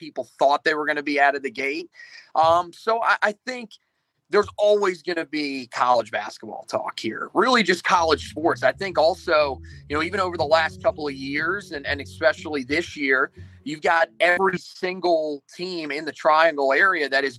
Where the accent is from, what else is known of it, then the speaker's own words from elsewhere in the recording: Northeast, United States; now in Charlotte, United States; I'm from the Northeast originally